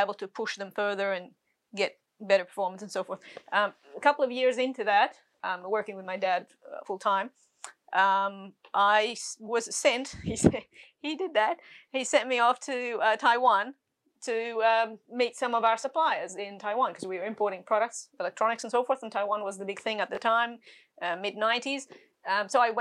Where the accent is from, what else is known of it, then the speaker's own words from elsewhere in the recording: Egypt; also born or lived in Sydney, Australia; now in Australia; I was born in Egypt